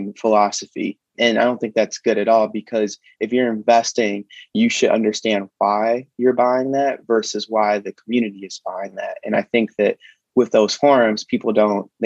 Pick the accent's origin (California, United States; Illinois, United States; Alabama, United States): Illinois, United States; Chicago; I grew up on the south side of Chicago